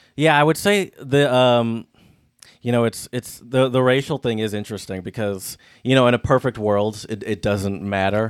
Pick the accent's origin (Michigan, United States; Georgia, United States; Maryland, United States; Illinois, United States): Michigan, United States; I'm from Michigan